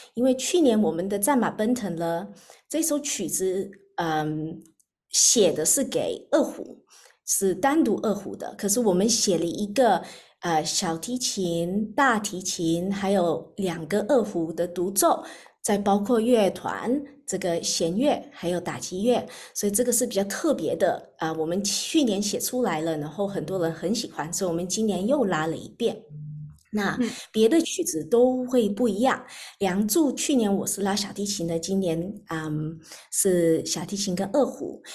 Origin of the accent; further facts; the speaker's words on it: Australia; 我在澳洲长大的